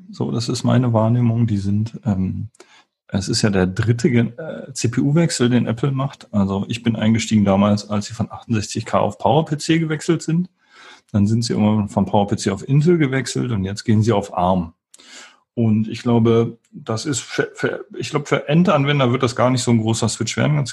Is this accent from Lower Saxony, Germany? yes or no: no; Wuppertal, North Rhine-Westphalia, Germany; Ich komme aus Wuppertal ursprünglich